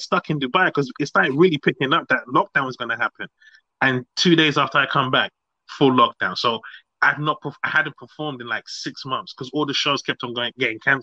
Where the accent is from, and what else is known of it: London, United Kingdom; born or raised there; also born or lived in Nigeria